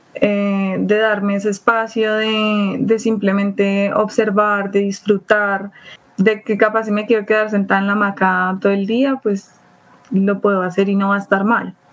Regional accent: Bogotá, Colombia; soy de acá de Bogotá, Colombia

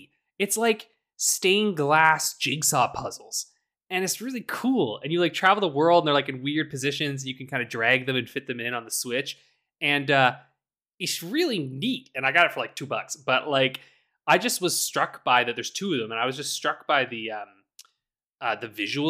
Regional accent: Canada; I'm from Canada.

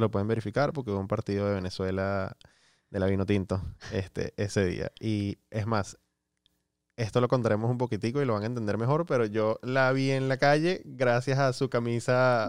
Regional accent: Miami, Florida, United States; yo crecí acá en Estados Unidos, a los 10 años me mudé a, Miami

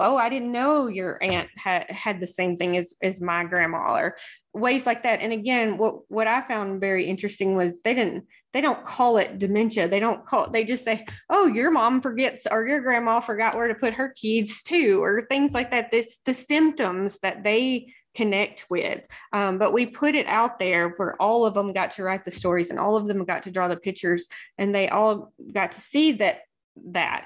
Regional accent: the South, United States; I grew up in the South

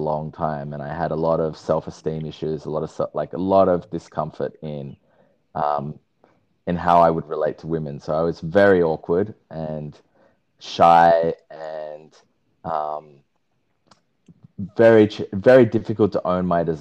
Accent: Sydney, New South Wales, Australia; moved away as an adult; now in Byron Bay, Australia; So I am currently living in the Byron Shire, Byron Bay area. I grew up in Sydney

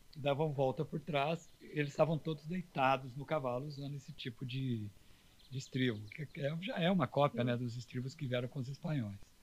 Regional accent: south of Minas Gerais, Brazil; sou do sul de Minas, de Itajubá, de Cristina, de São Lourenço

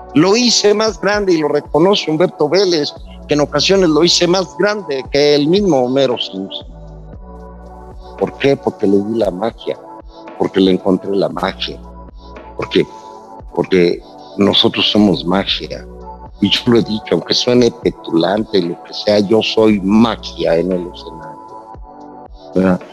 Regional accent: Mexico; me convertí en uno de los mejores declamadores de México

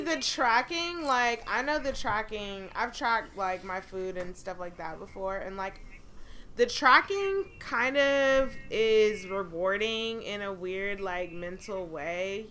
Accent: Atlanta, Georgia, United States; now in Los Angeles, United States; I'm from Atlanta

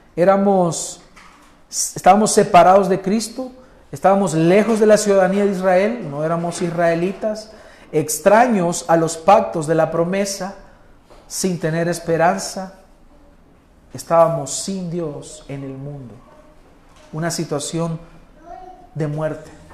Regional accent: El Salvador; nosotros, los salvadoreños, que nos gustan las pupusas y la gallina asada

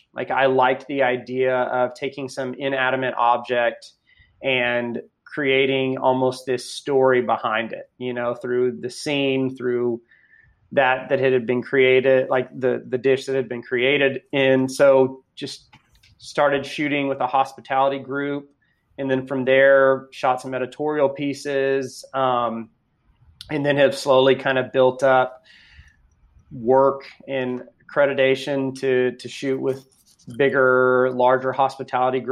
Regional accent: Austin, Texas, United States; also born or lived in Houston, Texas; I born and raised Texan. I was born in Houston, but pretty much grew up in the greater Austin

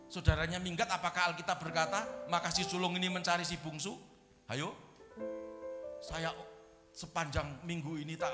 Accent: Wonogiri, Central Java, Indonesia; Leluhur-leluhur saya orang Jawa, kampung halaman saya di Wonogiri sana

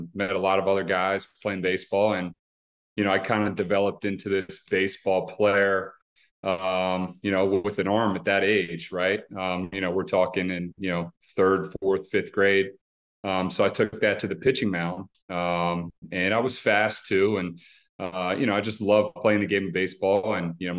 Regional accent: Maryland, United States; my hometown

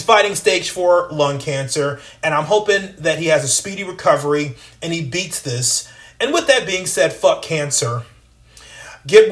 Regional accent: United States; an American taxpayer

